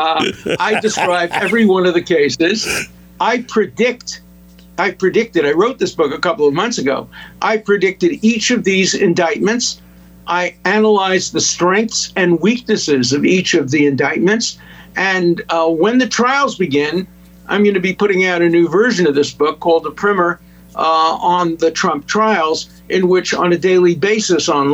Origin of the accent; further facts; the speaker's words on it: New York City, New York, United States; growing up in Brooklyn, in Borough Park, which was a completely Orthodox Jewish neighborhood.